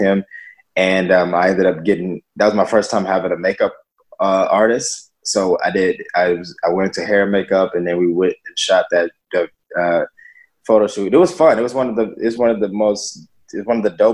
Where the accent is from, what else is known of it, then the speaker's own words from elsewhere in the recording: Atlanta, Georgia, United States; now in Los Angeles, United States; I am a model and actor living in Los Angeles, California, and I'm originally from Atlanta, Georgia.